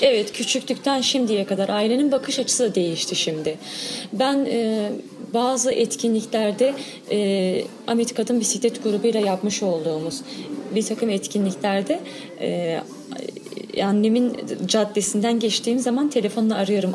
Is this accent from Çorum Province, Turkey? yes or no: no; Diyarbakır, Diyarbakır Province, Turkey; ben Diyarbakır Sur'da büyüdüm.